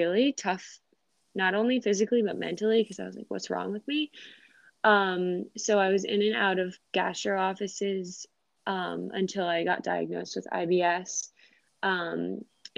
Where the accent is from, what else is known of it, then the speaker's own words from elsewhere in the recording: Rhode Island, United States; moved away as an adult; also born or lived in New York; I'm originally from Rhode Island, moved to New York after college